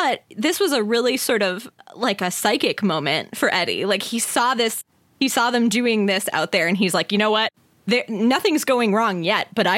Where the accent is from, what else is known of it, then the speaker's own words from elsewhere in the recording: Minnesota, United States; I'm from Minnesota.